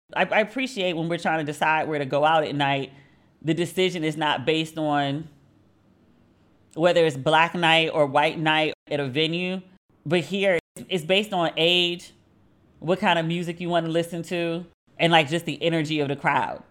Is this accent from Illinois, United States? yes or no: no; Maryland, United States; moved away as an adult; now in Accra, Ghana; I am from Maryland. We are, like, we are known for our seafood